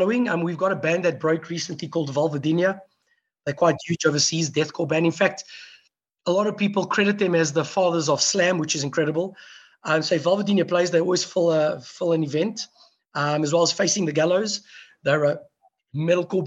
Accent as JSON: {"language": "English", "town": "Pretoria", "region": "Gauteng", "country": "South Africa", "tie": "born or raised there", "said": "we grew up in Pretoria West, which is where a lot of the Portuguese people grew up"}